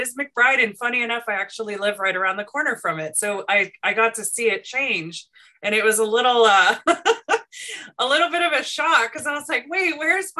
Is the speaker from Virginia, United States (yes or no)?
no; Long Beach, California, United States; I was born and raised in Long Beach. In fact, I was born at Long Beach Community Hospital.